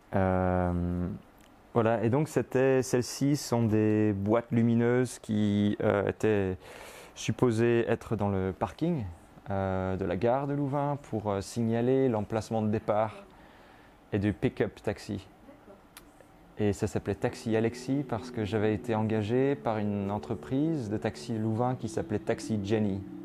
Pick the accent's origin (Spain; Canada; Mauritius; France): France; Brittany; moved away as an adult; now in Belgium; j'ai grandi en France, en Bretagne